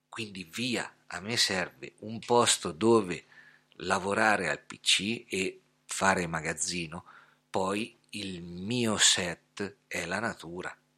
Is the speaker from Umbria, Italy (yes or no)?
yes; Scheggia, Umbria, Italy; also born or lived in Gubbio; mi sono trasferito da Gubbio a Scheggia, dove sono nato e cresciuto, quindi sono tornato a casa